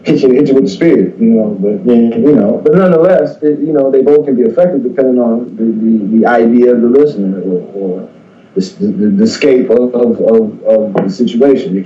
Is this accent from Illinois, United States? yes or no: yes; Chicago, Illinois, United States; I grew up in Cabrini Green area, so that's a different way of growing up